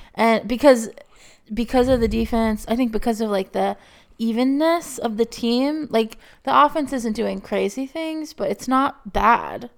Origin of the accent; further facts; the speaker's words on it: Texas, United States; moved away; growing up in Texas